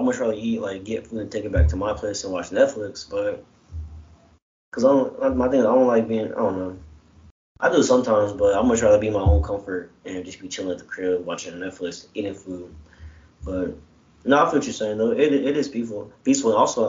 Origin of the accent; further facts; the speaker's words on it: Chicago, Illinois, United States; I'm from Chicago, so.